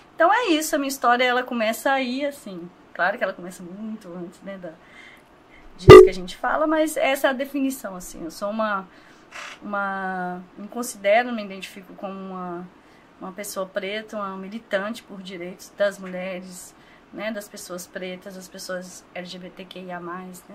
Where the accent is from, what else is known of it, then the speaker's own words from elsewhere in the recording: Governador Valadares, Minas Gerais, Brazil; eu sou nascida aqui, criada em Governador Valadares